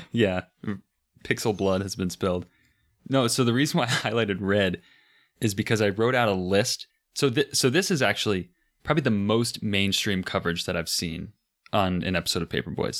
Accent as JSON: {"language": "English", "country": "United States", "said": "being American"}